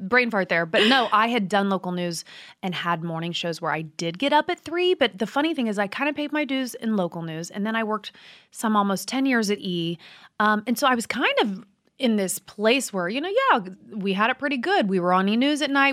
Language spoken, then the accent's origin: English; Midwest, United States; I'm from the Midwest